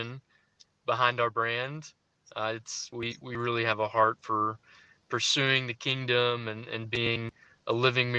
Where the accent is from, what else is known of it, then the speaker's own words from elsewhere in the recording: Memphis, Tennessee, United States; I am from Memphis, and I was born and raised here